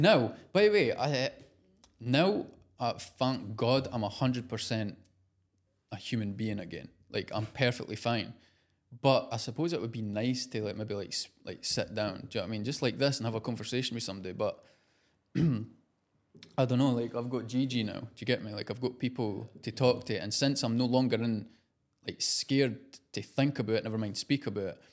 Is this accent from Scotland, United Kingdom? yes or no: yes; Scotland, United Kingdom; accent: Scottish; also born or lived in London